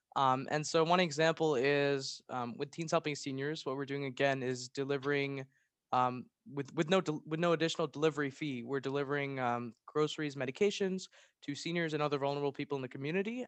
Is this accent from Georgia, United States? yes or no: no; Maryland, United States; I'm a junior from Maryland